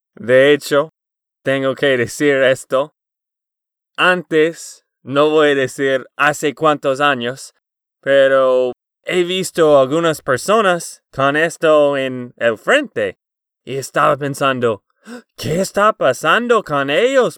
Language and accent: Spanish; Texas, United States; de Texas, Estados Unidos